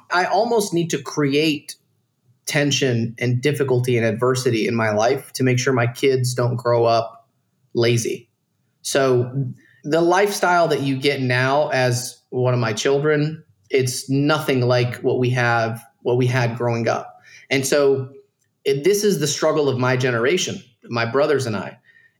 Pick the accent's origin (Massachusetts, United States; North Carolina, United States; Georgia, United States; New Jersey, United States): Georgia, United States; Dalton; I grew up in Dalton, Georgia, around a bunch of Mexicans, dude. Like, everyone was poor.